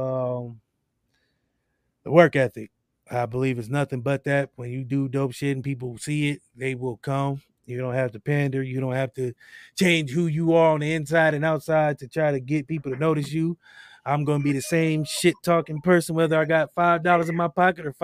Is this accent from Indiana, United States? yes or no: no; Akron, Ohio, United States; Growing up in Akron, Ohio